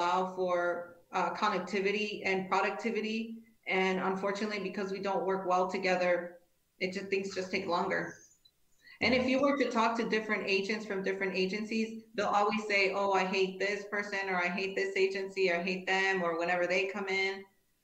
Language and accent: English; Cicero, Illinois, United States; I grew up in Cicero, which is a very rough neighborhood in Chicago.